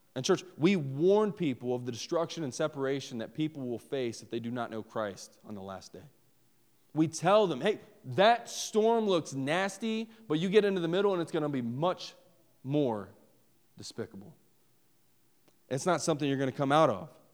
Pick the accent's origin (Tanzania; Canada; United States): United States; West Virginia; I'm from West Virginia.